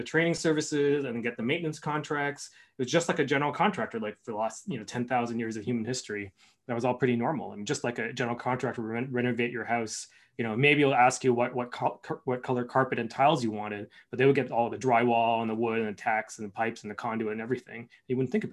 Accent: Canada; I'm Canadian

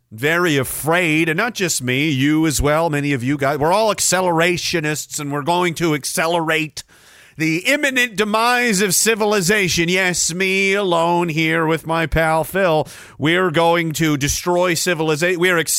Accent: Canada; Don't harm me. I'm Canadian.

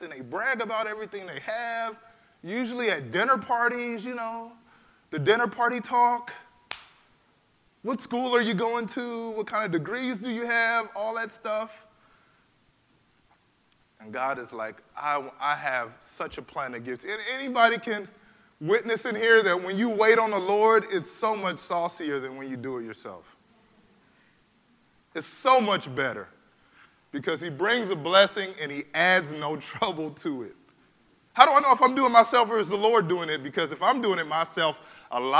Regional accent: California, United States; I was born in California, man. I'm about as American as you are

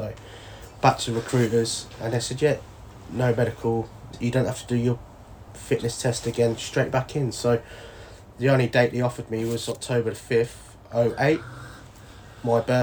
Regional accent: Rushton, East Midlands, United Kingdom; A little place called Rushton, Northampton

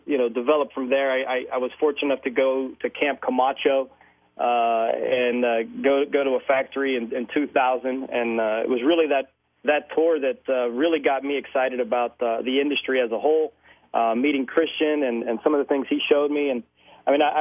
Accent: Pittsburgh, Pennsylvania, United States; Born and raised in Pittsburgh

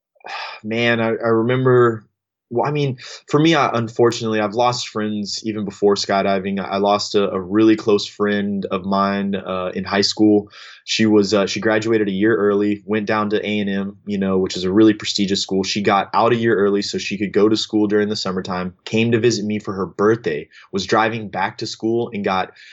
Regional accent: Austin, Texas, United States; I grew up in in in the Austin, Texas area

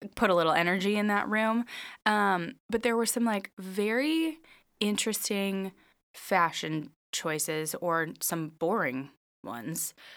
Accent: Minnesota, United States; I'm from Minnesota

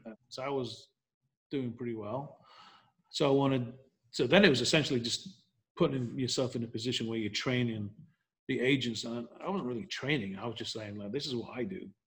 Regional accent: Leeds, Yorkshire and the Humber, United Kingdom; moved away as an adult; now in Nashville, United States; I'm from England, from Leeds. And um, long story short, as I m- moved to America in 1990

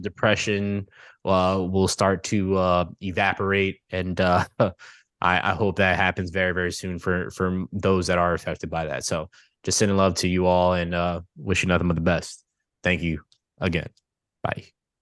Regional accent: New York, United States; being a New Yorker

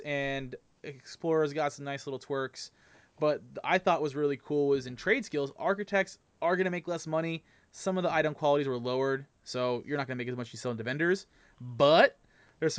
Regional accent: Southern California, United States; I'm from Southern California

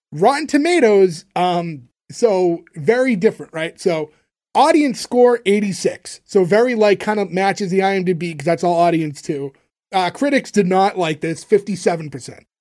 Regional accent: Canada

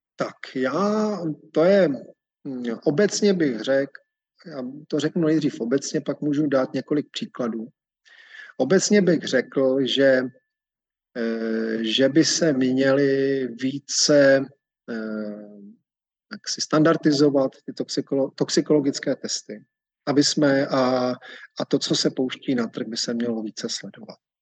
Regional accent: Czechia; u nás v Čechách

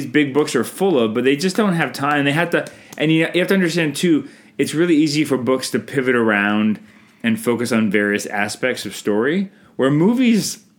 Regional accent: Canada; I'm Canadian filmmaker

